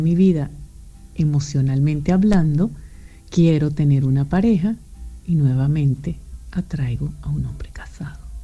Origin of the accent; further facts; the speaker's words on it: Venezuela; moved away as an adult; also born or lived in Europe; venezolana, emigrante, vivo en Europa